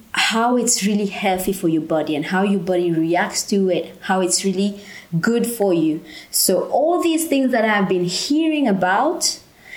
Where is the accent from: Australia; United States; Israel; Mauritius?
Mauritius; moved away as an adult; now in Bulgaria